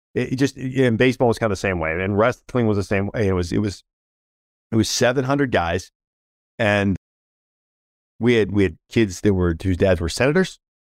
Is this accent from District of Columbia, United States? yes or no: yes; Washington, District of Columbia, United States; now in Charlotte, United States; grew up in and around the Washington, D C metro area